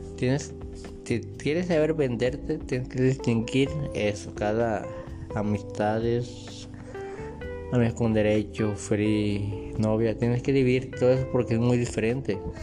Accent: Colima, Mexico; yo soy de Colima, en México

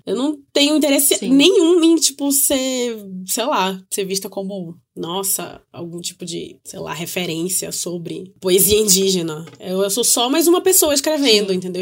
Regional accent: North Region, Brazil; eu digo isso enquanto uma pessoa do norte do Brasil, que a gente, enquanto nortista

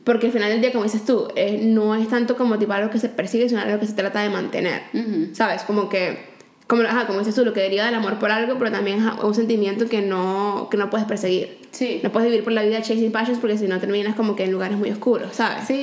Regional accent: Valencia, Carabobo, Venezuela; also born or lived in Caracas, Venezuela; cuando nos mudamos de Caracas a Valencia

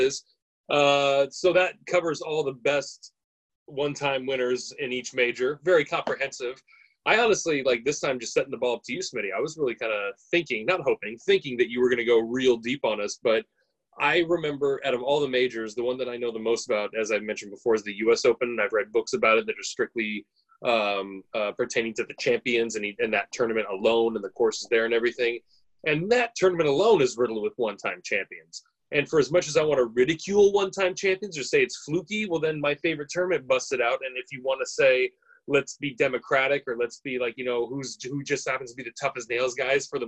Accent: United States; I'm an American

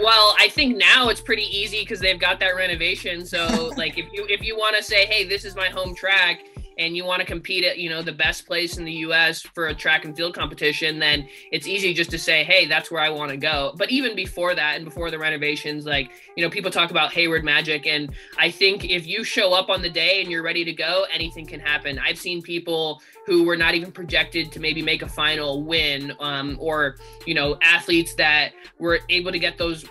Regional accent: California, United States; I actually grew up in California

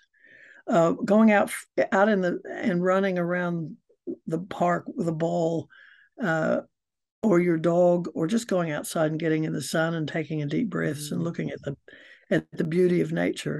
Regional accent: United States; now in New Zealand; I'm an American and I've lived in New Zealand for 50 years, so I've been here a long time, longer than your students have been alive, and I'm a Kiwi now

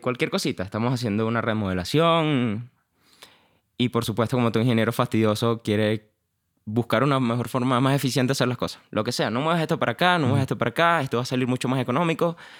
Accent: Valencia, Carabobo, Venezuela; moved away as an adult; Yo nací en Valencia, nací y criado allá

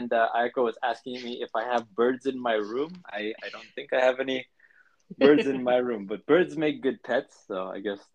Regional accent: United States; I'm American

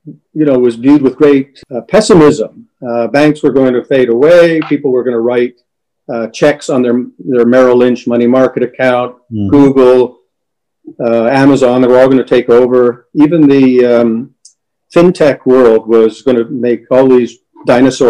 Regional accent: Montreal, Quebec, Canada; I was born and raised in Montreal

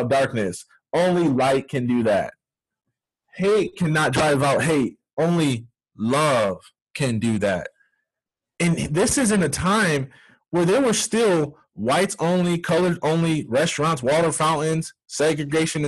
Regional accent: near Grass Lake, Michigan, United States; a neighboring town called Grass Lake, which is about 15, 20 minutes from my hometown

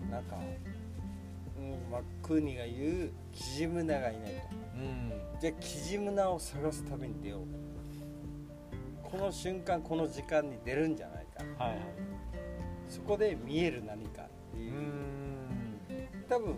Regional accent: Ishigaki, Okinawa, Japan; 石垣生まれ石垣育ち

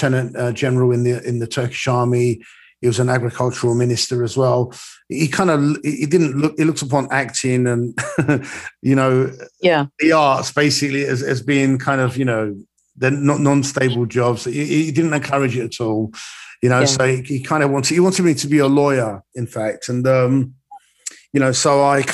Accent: London, United Kingdom; I am a foreigner, even though I was born and bred in London

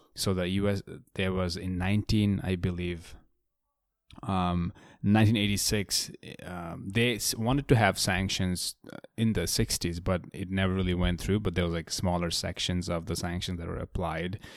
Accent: Bangladesh; I grew up in Bangladesh

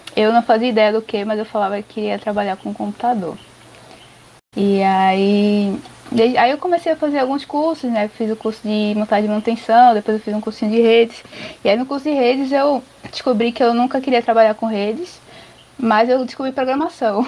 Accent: Recife, Pernambuco, Brazil; moved away as an adult; also born or lived in São Paulo; eu sou de Recife, né? Mas aí eu, quando eu fui morar em São Paulo

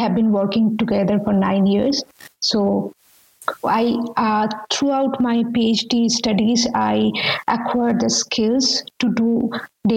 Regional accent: India; moved away; I'm coming from India, and I'm from a middle class family

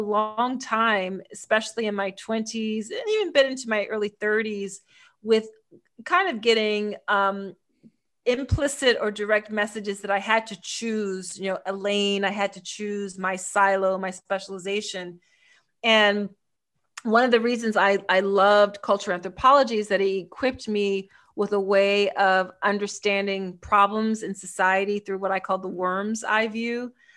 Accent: Philadelphia, Pennsylvania, United States; I'm from Philly, which is also where I live now in the States

